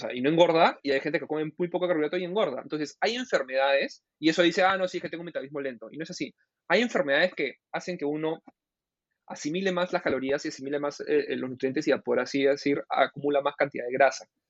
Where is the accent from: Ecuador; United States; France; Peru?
Peru; mi país